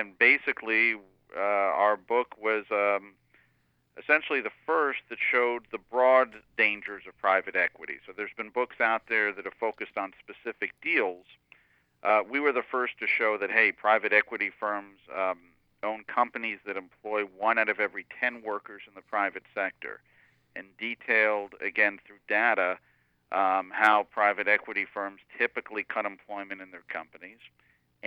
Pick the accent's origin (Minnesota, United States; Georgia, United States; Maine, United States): Maine, United States; Dover-Foxcroft; now in New York, United States; I grew up in Dover, Foxcroft, which is not far from Bangor